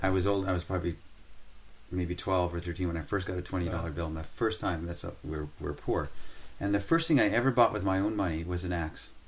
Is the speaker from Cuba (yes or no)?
no; Northern Canada, Canada; moved away; I was born and raised in northern Canada